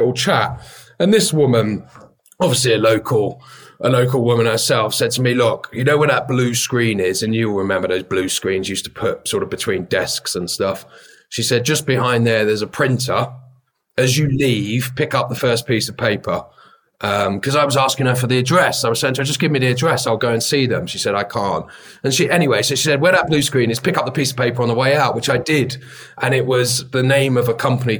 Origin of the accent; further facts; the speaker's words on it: London, United Kingdom; I grew up in Bethnal Green in East London